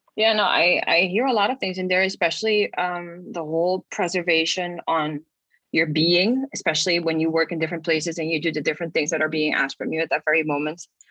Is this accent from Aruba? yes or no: yes; Aruba; now in Netherlands; I come from Aruba and I dance ballet